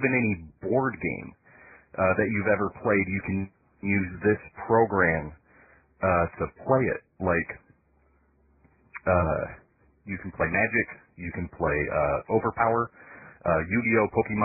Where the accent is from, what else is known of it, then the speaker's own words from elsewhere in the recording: Michigan, United States; now in Tennessee, United States; I'm from Michigan too